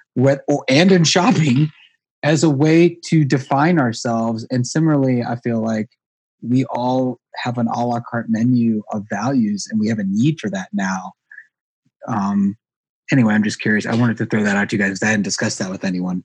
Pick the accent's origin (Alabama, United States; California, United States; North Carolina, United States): North Carolina, United States; I'm from North Carolina